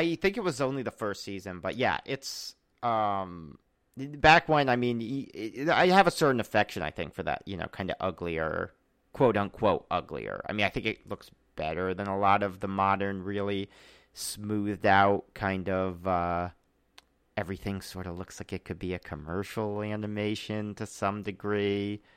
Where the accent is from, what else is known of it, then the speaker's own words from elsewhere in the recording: Charlotte, North Carolina, United States; moved away; also born or lived in New York / Memphis, Tennessee; I was born in New York, but we actually grew up in Charlotte, North Carolina, then Memphis, Tennessee